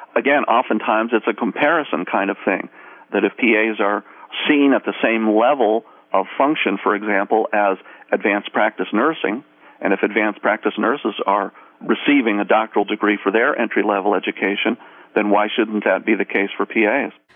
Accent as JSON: {"language": "English", "region": "Maryland", "country": "United States", "said": "my home state of Maryland"}